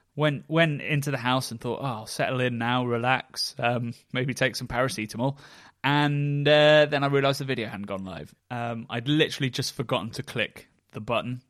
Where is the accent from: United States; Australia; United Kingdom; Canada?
United Kingdom; near Oxford, South East England; Hook Norton where I grew up near Oxford